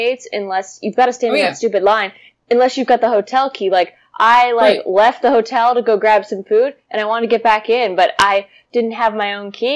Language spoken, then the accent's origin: English; Anaheim, California, United States; moved away; there's the beach there, like Hawaii. And I grew up there